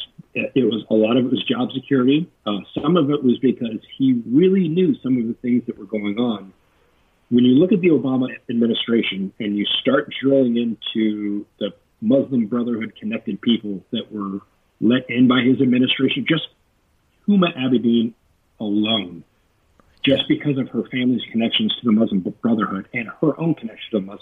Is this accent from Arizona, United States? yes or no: no; Texas, United States; I grew up in Texas